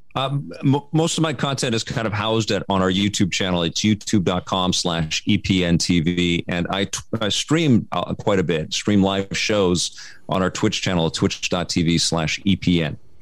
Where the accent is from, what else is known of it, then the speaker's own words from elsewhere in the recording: Vancouver, British Columbia, Canada; I grew up in Kid Solano in Vancouver